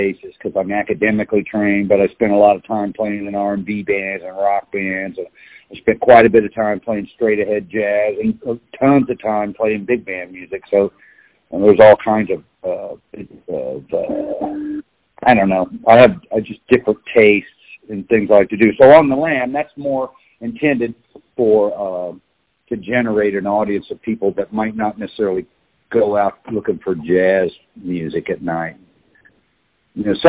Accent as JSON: {"language": "English", "town": "Kansas City", "region": "Kansas", "country": "United States", "tie": "born or raised there", "also_born_or_lived": "Liberal, Kansas", "said": "I was born in Kansas City. I was born in Providence Hospital, 1960"}